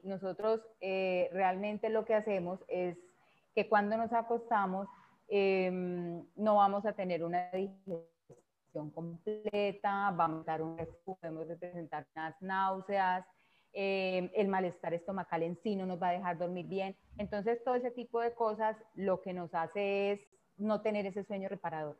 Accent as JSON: {"language": "Spanish", "country": "Colombia", "said": "en mi país"}